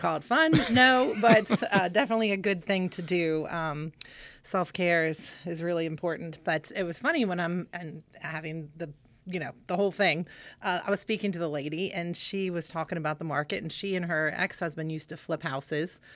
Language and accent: English; Stonebrook, Virginia, United States; also born or lived in Stephens City; I grew up in Stonebrook.